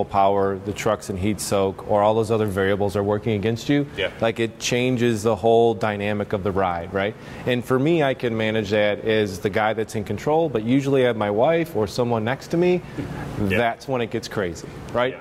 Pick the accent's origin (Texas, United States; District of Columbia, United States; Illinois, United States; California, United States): Illinois, United States; Union; my hometown of Union, Illinois